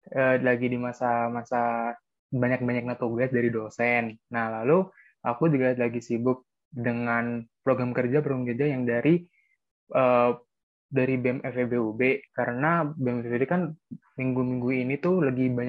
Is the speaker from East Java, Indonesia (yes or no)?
yes; Probolinggo, East Java, Indonesia; daerahnya itu dari kota Probolinggo. Nah, alasan aku memilih Universitas Wijaya ini karena dekat dari kota asalku.